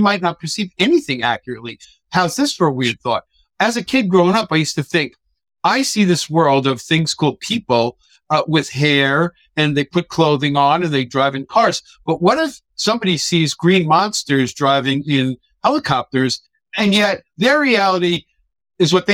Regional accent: New York, United States; first language English; I'm a New Yorker, dude. I don't speak proper English at all

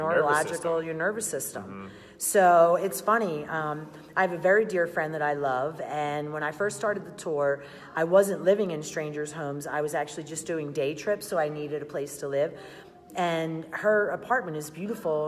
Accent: Philadelphia, Pennsylvania, United States; I'm from Philly

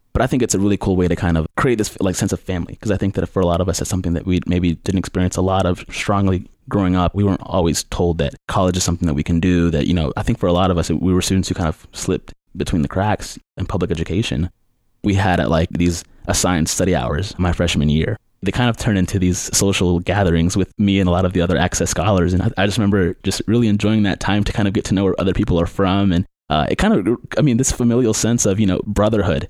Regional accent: Durham, North Carolina, United States; I'm from Durham. I grew up in Durham

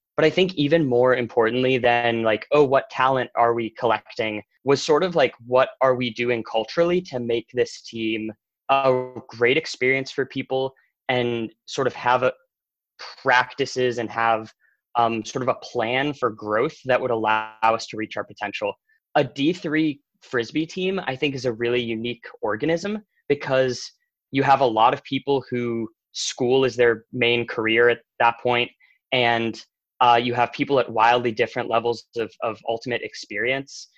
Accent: Bethesda, Maryland, United States; I'm from Bethesda, Maryland

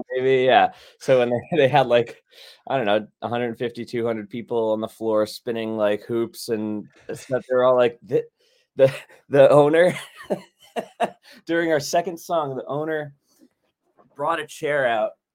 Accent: Long Island, New York, United States; also born or lived in Buffalo area, New York; I grew up in Long Island

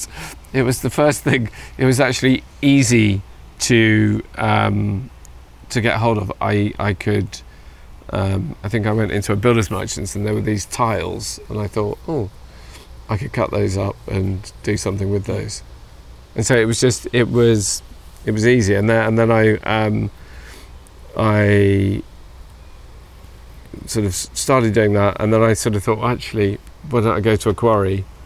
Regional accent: Wales, United Kingdom; Being Welsh

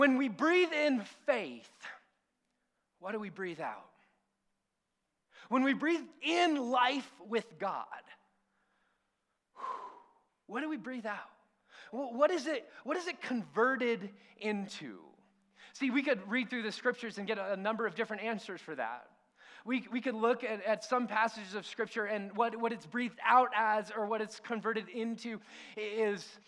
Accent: near Disneyland, California, United States; We grew up sort of near Disneyland and Knott's Berry Farm, Six Flags

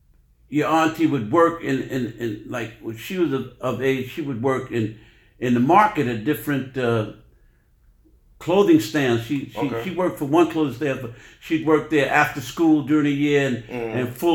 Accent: New York, United States; My address was 1565 Park Avenue, mm-hmm. the corner building on 112th Street and Park Avenue, mm-hmm. and my childhood was special because mm-hmm. I lived right across the street from La Marqueta.

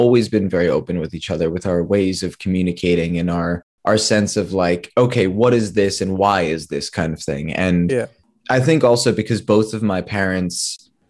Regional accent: New York, United States; growing up in New York

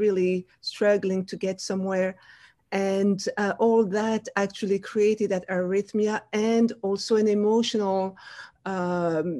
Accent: Wallonia, Belgium; first language French; English is a second language; moved away as an adult; now in United States; I grew up in Belgium, the country next to France.

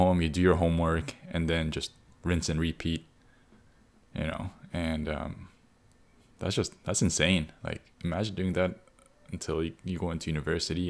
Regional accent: Canada; we grew up in Canada

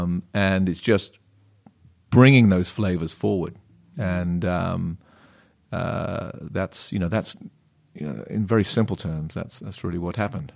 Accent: Plymouth, South West England, United Kingdom; now in California, United States; I grew up in a sleepy little county called Devon, um, and just outside of a town called Plymouth

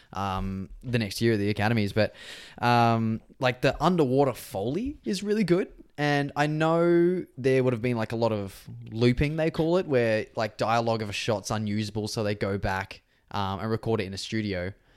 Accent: Australia; growing up in Australia

